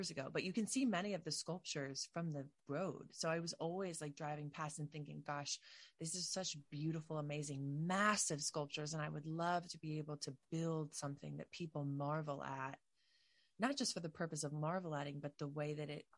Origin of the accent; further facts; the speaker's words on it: New Jersey, United States; I'm from New Jersey, South Jersey